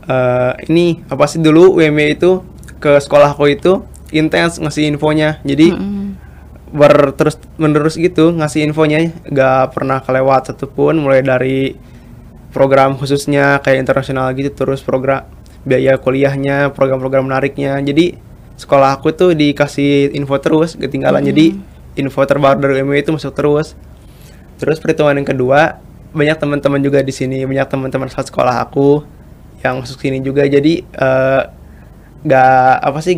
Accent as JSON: {"language": "Indonesian", "town": "Tasikmalaya", "region": "West Java", "country": "Indonesia", "said": "asal aku dari Tasikmalaya, letaknya di Jawa Barat."}